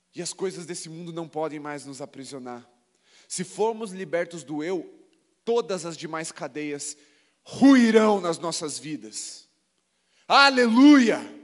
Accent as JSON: {"language": "Portuguese", "country": "Brazil", "said": "aqui somos brasileiros"}